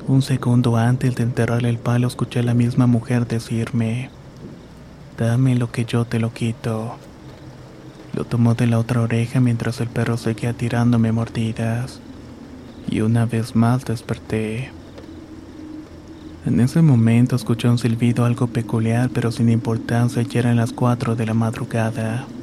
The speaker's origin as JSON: {"language": "Spanish", "town": "San Francisco del Rincón", "region": "Guanajuato", "country": "Mexico", "tie": "born or raised there", "said": "Soy originaria de San Francisco del Rincón, Guanajuato."}